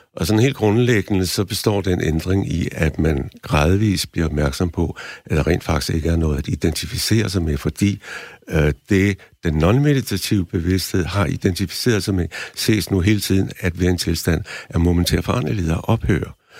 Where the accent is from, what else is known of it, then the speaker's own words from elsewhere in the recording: Denmark; jeg var den eneste dansker, der, der mediterede